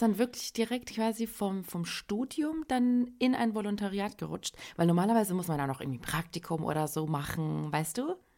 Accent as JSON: {"language": "German", "country": "Germany", "tie": "born or raised there", "said": "wir sind ja quasi auch in Deutschland äh, geboren, aufgewachsen"}